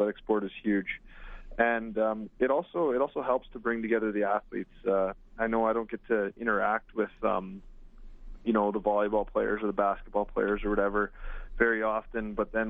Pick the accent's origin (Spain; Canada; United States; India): Canada; Vibank, Saskatchewan; I grew up playing hockey. You know, I was from Vibank.